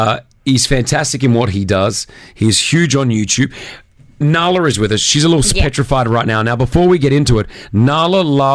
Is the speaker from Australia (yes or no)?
yes; Australia; now in United Arab Emirates; I'm Australian, mate.